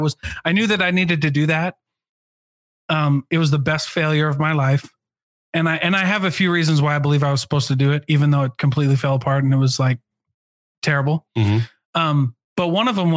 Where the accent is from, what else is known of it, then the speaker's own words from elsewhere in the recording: Midwest, United States; also born or lived in Provo, Utah; now in Utah, United States; I grew up on the Mississippi River